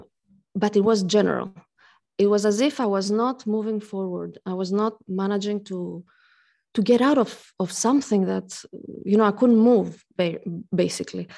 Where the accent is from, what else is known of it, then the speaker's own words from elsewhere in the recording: Greece; now in Switzerland; I come from Greece. I'm half Greek, half French, and I live in Switzerland